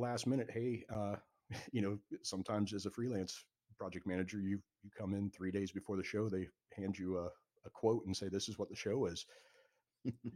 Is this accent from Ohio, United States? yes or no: no; Marco Island, Florida, United States; working at the church where I grew up on Marco Island